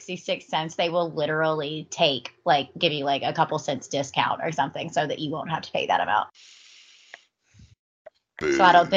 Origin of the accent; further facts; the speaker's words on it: the South, United States; we are from the South